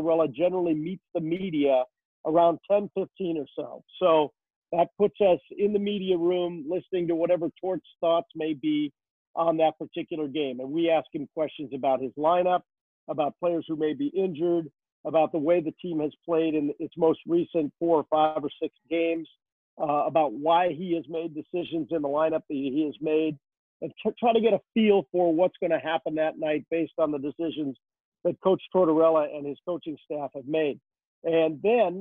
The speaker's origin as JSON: {"language": "English", "region": "Minnesota", "country": "United States", "tie": "born or raised there", "moved": "yes", "said": "I grew up in Minnesota"}